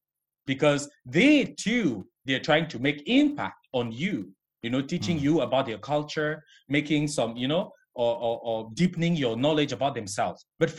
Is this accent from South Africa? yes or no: no; Cameroon; born or raised there; moved away as an adult; now in China